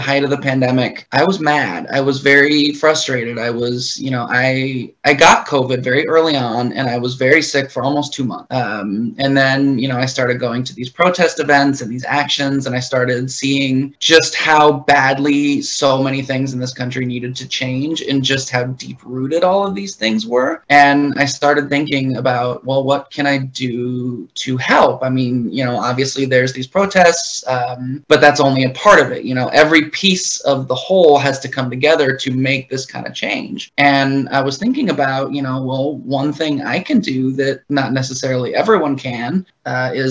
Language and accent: English; Anchorage, Alaska, United States; moved away as an adult; now in Los Angeles, United States; I'm from Anchorage, Alaska, originally. I lived there for the first 22 years of my life.